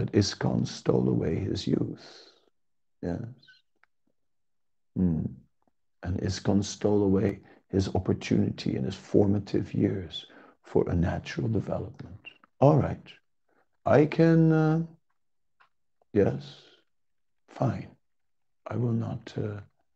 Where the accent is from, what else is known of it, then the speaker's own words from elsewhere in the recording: Amsterdam, North Holland, Netherlands; In my hometown, Amsterdam